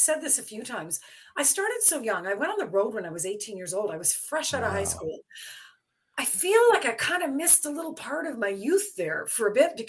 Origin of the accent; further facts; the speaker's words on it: Belleville, Ontario, Canada; moved away; I was born in Belleville